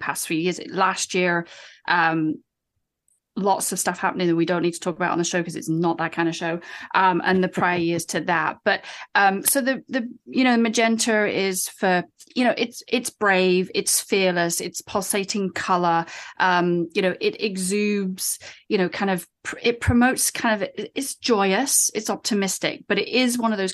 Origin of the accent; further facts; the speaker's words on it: United Kingdom; moved away as an adult; now in United States; I'm British